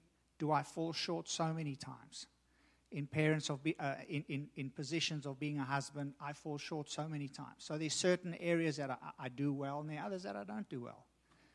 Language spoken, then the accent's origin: English; South Africa; me growing up in South Africa, growing up as a racist